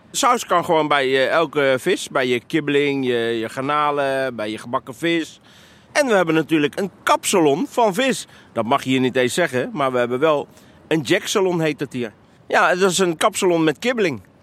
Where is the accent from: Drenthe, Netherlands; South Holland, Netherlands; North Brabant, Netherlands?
South Holland, Netherlands; The Hague; Ik ben zelf opgegroeid in Transvaal, dus ik weet echt wel wat de echte Hagenees is